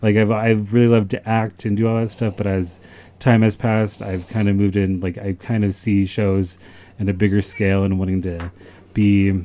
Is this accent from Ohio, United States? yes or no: yes; Ohio, United States; moved away as an adult; now in Great Falls, United States; I hail from Ohio. I moved to Great Falls in 2013.